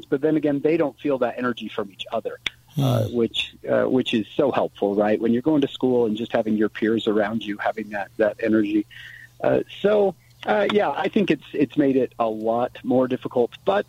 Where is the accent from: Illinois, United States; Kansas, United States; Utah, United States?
Utah, United States; St. George; moved away as an adult; now in northern Utah, United States; my time in the 80s and 90s growing up in St. George